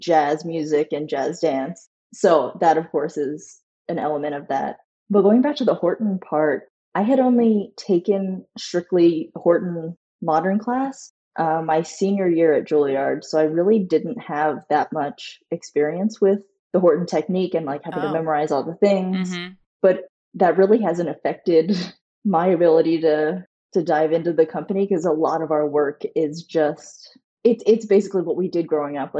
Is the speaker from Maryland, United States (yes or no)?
yes; Baltimore, Maryland, United States; moved away as an adult; now in New York, United States; I grew up with Courtney in Baltimore, Maryland